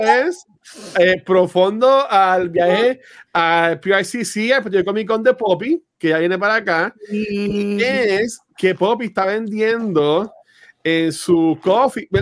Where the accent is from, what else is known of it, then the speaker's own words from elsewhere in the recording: Canóvanas, Puerto Rico; soy de Canóvana